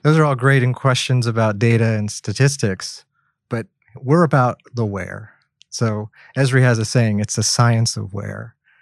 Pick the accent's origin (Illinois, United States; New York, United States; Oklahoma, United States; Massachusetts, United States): Oklahoma, United States; now in Kent, United States; I'm originally from Oklahoma, so we work with petroleum a lot